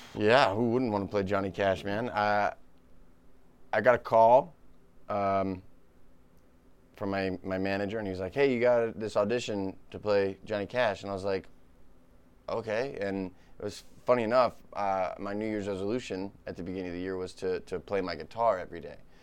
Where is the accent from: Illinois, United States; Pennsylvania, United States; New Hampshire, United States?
New Hampshire, United States; moved away as an adult; now in Los Angeles, United States; I love my hometown. It's beautiful.